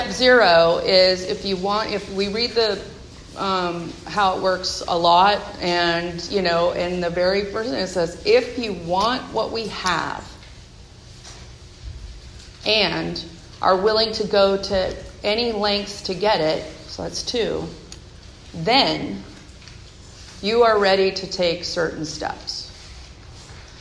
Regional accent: Bay Area, California, United States; now in Seattle area, United States; I'm from the Bay Area

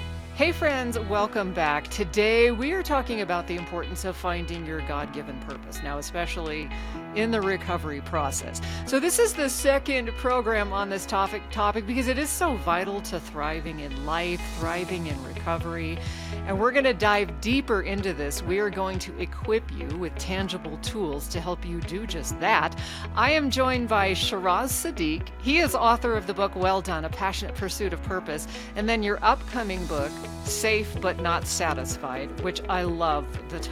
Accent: Alaska, United States; I grew up in Alaska.

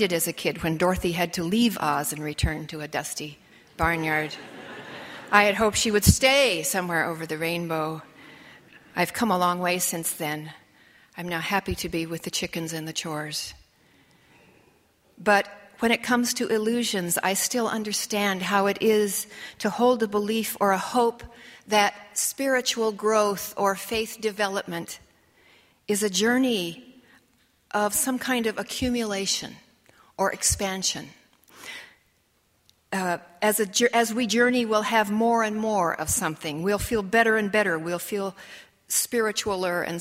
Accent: Illinois, United States; moved away as an adult; also born or lived in Portland, Oregon; my home state, Illinois

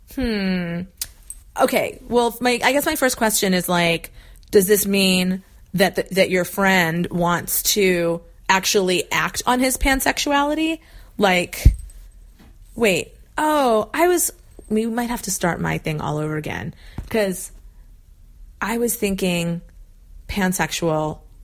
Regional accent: New England, United States; moved away as an adult; also born or lived in Arizona; I moved from New England where I'd lived my whole life to Arizona

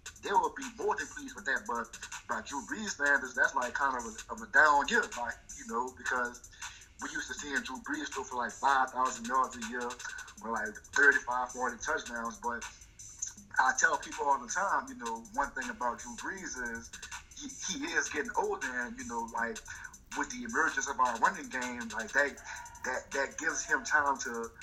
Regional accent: New Orleans, Louisiana, United States; our New Orleans culture

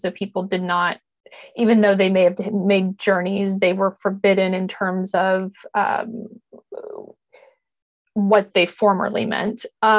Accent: Wyoming, United States; national parks like Yellowstone National Park, where I grew up in Wyoming.

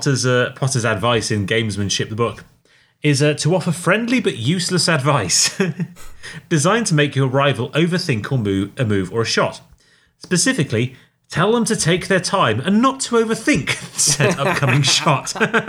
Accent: England, United Kingdom; For I didn't realise, as an Englishman, I was paying them to work here.

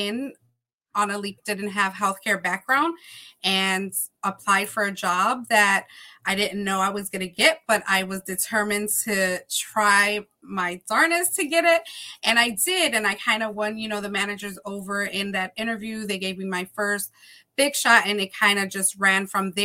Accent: Chicago, Illinois, United States; now in Philadelphia, United States; I'm originally from Chicago

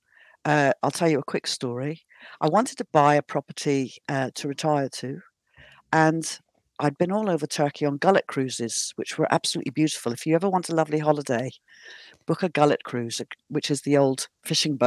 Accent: Plymouth, South West England, United Kingdom; moved away as an adult; also born or lived in Sussex; I'm originally from England, from Devon, Plymouth, actually.

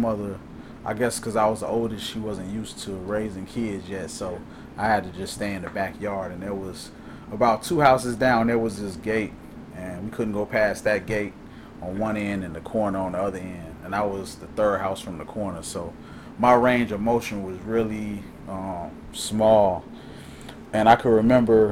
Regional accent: Calumet Park, Illinois, United States; I grew up in Calumet Park, 128th and Troop

